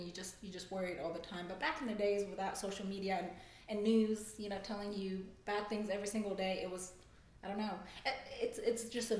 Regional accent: Frankfurt, Hesse, Germany; accent: a little bit of Southern and then just the weird German and the weird Arabic; English is a second language; moved away as an adult; now in Nashville, United States; I was born and raised in Germany, Frankfurt, Germany

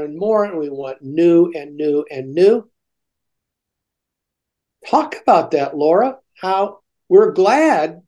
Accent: United States; as American Christians

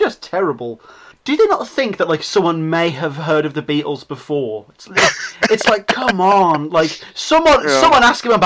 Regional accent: Birmingham, West Midlands, United Kingdom; I'm from Birmingham.

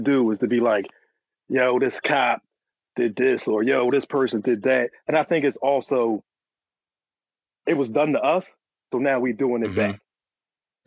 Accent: Philadelphia, Pennsylvania, United States; I'm from Philly

